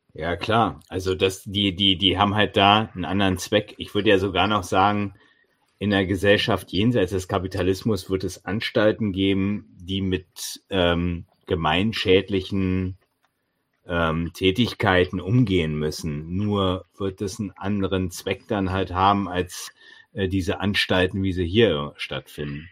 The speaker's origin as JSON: {"language": "German", "region": "East Germany", "country": "Germany", "tie": "born or raised there", "said": "Immerhin bin ich da in dieser DDR geboren und habe 14 Jahre in ihr gelebt"}